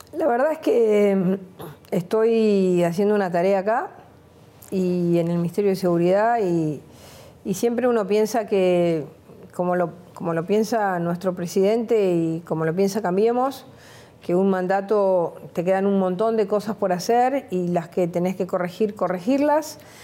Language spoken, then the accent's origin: Spanish; Buenos Aires, Argentina; yo venía de un, de un, mundo donde para mí la ciudad de Buenos Aires se terminaba en la calle Córdoba. Yo vivía en Mansilla y Porredón